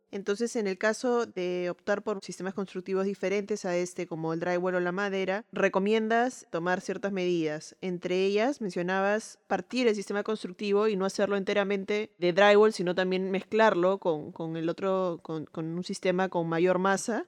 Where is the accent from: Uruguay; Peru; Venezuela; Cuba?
Peru; soy arquitecta peruana